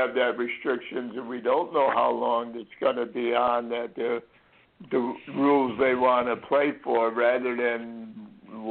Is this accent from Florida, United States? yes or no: yes; Florida, United States; when we grew up in Florida